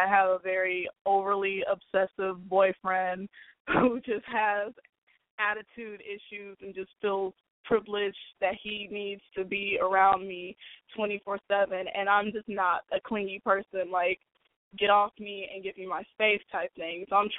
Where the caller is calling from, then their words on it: Los Angeles, California, United States; I'm calling from Los Angeles.